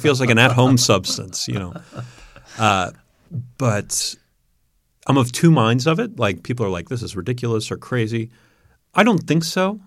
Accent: New York, United States; growing up in New York

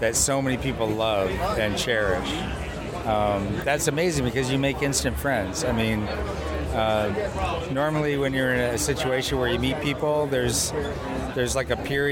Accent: Detroit, Michigan, United States; moved away as an adult; also born or lived in California; this is my hometown, Detroit.

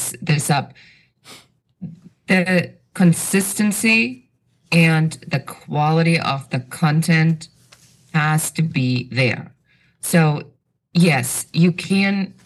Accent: Germany; moved away; I have an accent. So I'm originally from Germany

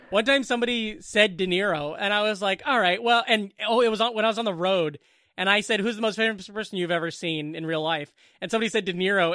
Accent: Southwest Iowa, United States; moved away; also born or lived in Boone, Iowa; I'm from the Southwest

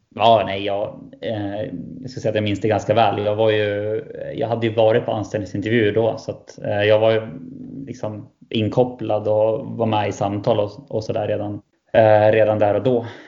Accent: Västerås, Västmanland, Sweden; jag är västeråsare.

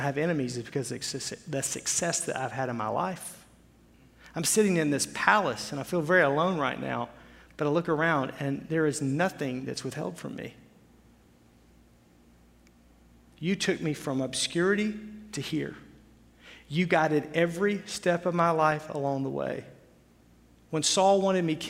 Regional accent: Arkansas, United States; moved away as an adult; now in Wisconsin, United States; where I grew up in Arkansas

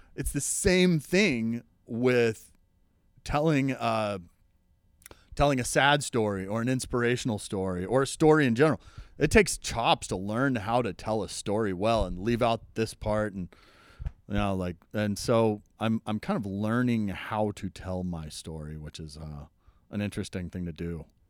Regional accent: Oklahoma, United States; I'm from Oklahoma

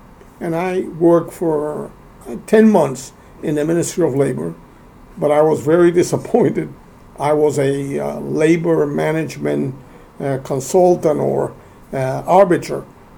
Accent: Cuba; moved away as an adult; also born or lived in New York; I was born in Cuba in 1939

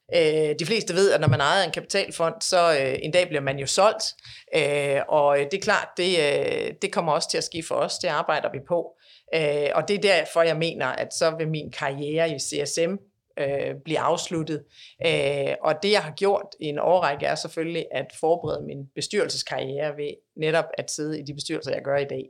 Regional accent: Denmark; moved away as an adult; now in United States; vi er jo danskere, vil jo aldrig, aldrig være andet end danskere

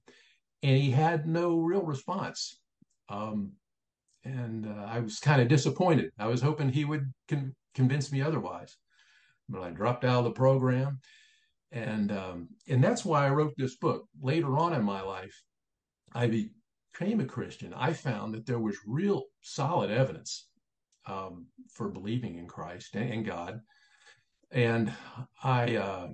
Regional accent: Springfield, Ohio, United States; moved away as an adult; now in Illinois, United States; He remained in Ohio, and Springfield, Ohio became my hometown, and I'm a Buckeye

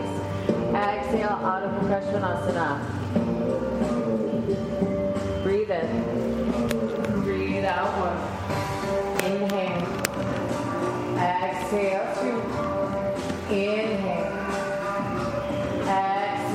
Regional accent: New Mexico, United States; I grew up in New Mexico

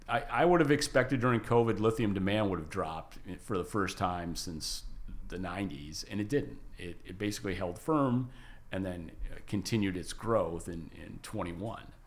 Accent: United States; moved away as an adult; also born or lived in Japan; I'm an American

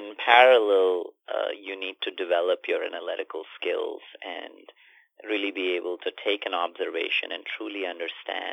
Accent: India; I grew up in India in a semi-rural town with limited sets of resources

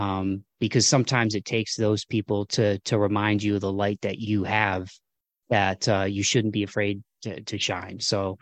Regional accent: Midwest, United States; the kind of rub the dirt on it, suck it up kind of stuff that probably I grew up with in the Midwest.

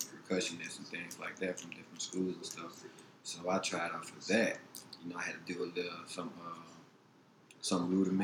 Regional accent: Thibodaux, Louisiana, United States; growing up in Thibodeau

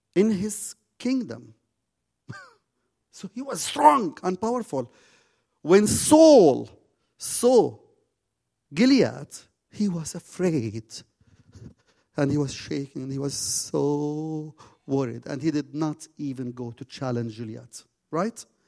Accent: Jordan; also born or lived in Zarqa

